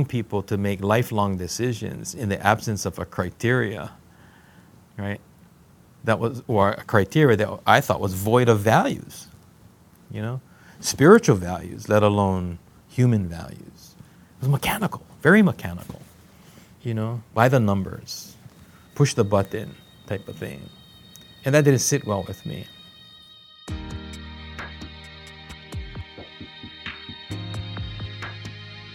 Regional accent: Hawaii, United States; moved away as an adult; as a Hawaiian who was just beginning to understand and learning what it was to be Hawaiian

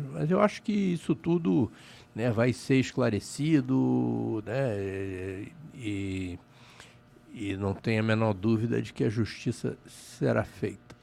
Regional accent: Rio de Janeiro, Brazil; É a casa do Flamengo, é onde eu fui criado, né? eu morava ali perto

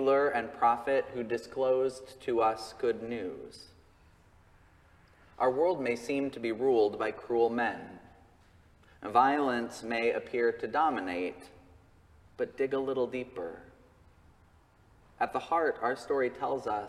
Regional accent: Colorado, United States; my home state of Colorado

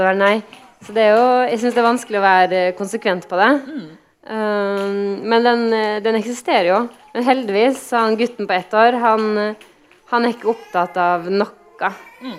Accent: Kristiansund, Møre og Romsdal, Norway; moved away; Kristiansund, der jeg er fra

